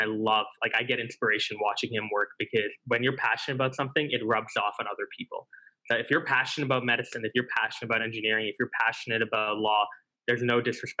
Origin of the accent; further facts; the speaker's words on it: Singapore; So we lost to my home country in the final on the topic of universal basic income.